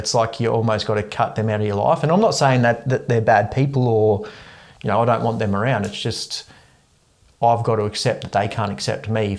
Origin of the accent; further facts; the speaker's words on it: Ulladulla, New South Wales, Australia; moved away as an adult; So I moved away from Ulladulla when I was 19.